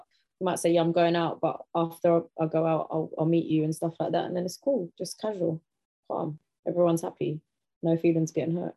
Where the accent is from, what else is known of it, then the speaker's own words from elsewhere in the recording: London, United Kingdom; I'm from Southeast London